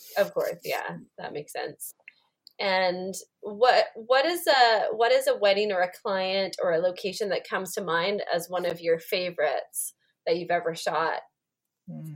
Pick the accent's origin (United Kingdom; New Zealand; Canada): Canada; I'm a Canadian